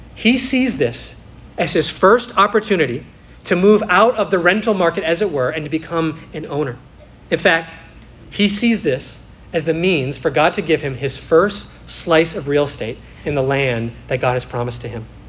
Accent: United States; I am a resident of America

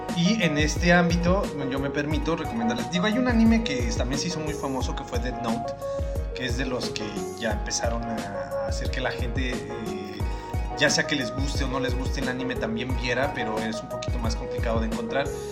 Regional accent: Mexico; somos mexicanos

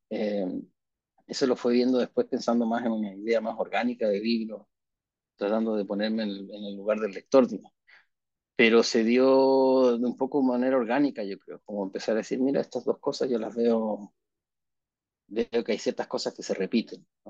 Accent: Chile; somos chilenos al final

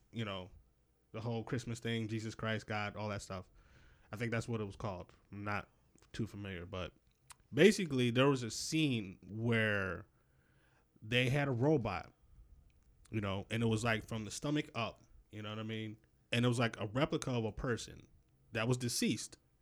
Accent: Rochester, New York, United States; I grew up in Rochester. They didn't have any subways

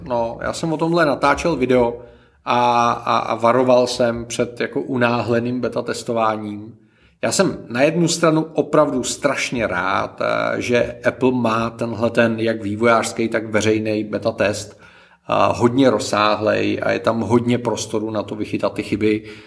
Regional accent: Czechia; my jsme jako Češi

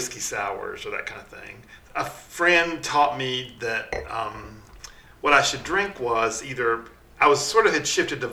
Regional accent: Hickory, North Carolina, United States; now in Charlotte, United States; I grew up in Hickory, North Carolina, about an hour up the road.

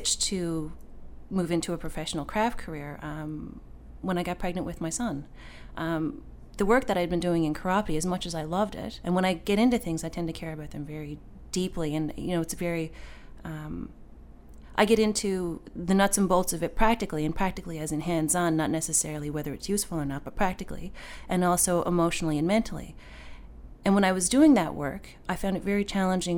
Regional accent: Bell Island, Newfoundland and Labrador, Canada; now in St. John's, Canada; growing up on Belle Island, I grew up with my grandparents

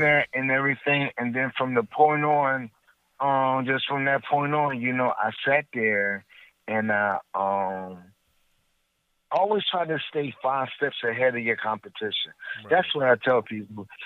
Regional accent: Trenton, New Jersey, United States; I'm from Trenton, New Jersey

